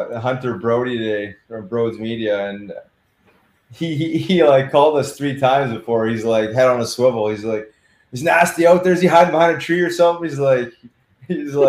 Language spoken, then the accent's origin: English; Winnipeg, Manitoba, Canada; I grew up in Winnipeg, Manitoba, and my parents had season tickets to Winnipeg Jets